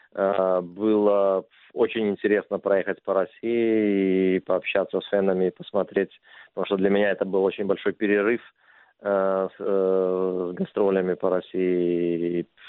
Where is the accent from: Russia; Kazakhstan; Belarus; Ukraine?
Belarus; Minsk; moved away; в моем родном городе Минске